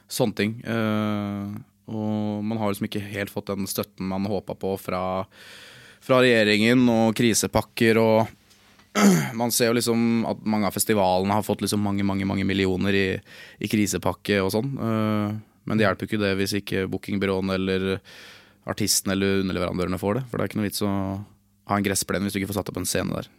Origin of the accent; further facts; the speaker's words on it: Lillestrøm, Akershus, Norway; Jeg er jo fra Lillestrøm, jeg er fra gatene